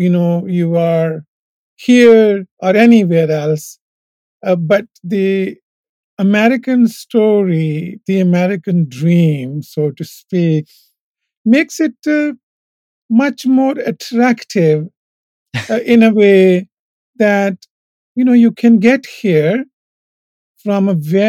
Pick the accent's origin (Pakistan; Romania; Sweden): Pakistan; Punjab; born or raised there; moved away as an adult; now in United States